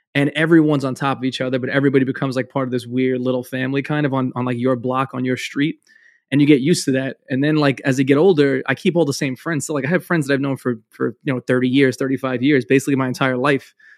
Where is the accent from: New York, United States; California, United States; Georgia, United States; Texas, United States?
New York, United States; New York City; I'm from Brooklyn